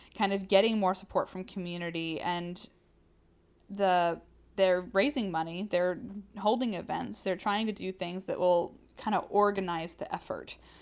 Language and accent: English; the South, United States; we're from the South.